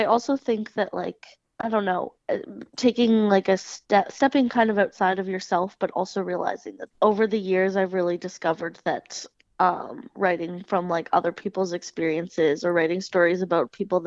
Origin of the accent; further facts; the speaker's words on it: Kingston, Ontario, Canada; now in East Coast, Canada; I'm originally from Kingston